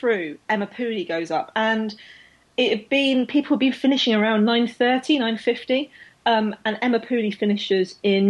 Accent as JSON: {"language": "English", "country": "Australia", "said": "which I admit, as an Australian, that's probably just what you, you know, put on your jumpers for."}